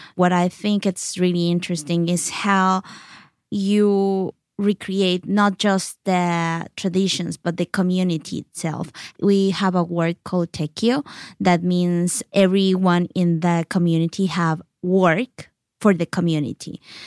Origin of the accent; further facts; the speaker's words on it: Oaxaca City, Oaxaca, Mexico; English is a second language; moved away; also born or lived in Yalálag; even when I was raised in Oaxaca City, I was surrounded by my culture there, my Yalaltec culture in Oaxaca City